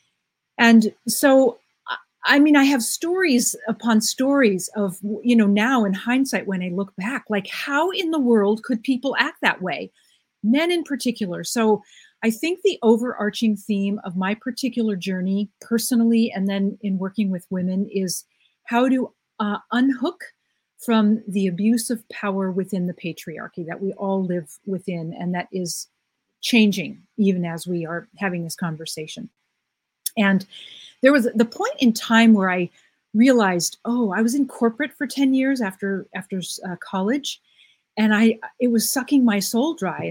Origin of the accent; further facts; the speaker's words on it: United States; I'm an American woman and I grew up in what I thought was a normal American, you know, family life.